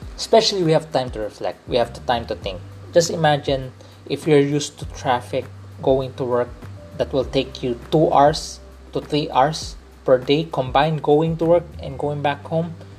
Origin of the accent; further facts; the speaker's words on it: Philippines; I'm a Filipino